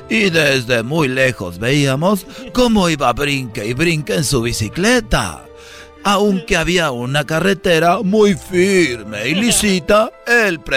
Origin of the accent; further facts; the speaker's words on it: Monterrey, Nuevo León, Mexico; A ver, Brody, eres de Michoacán, Erasno es de Michoacán, pero yo soy de Monterrey y soy tu ídolo.